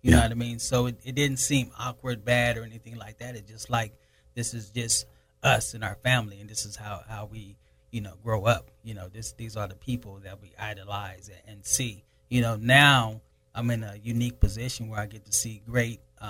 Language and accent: English; Pomona, California, United States; also born or lived in Lynwood, California; I was just raised out here, actually in the Pomona area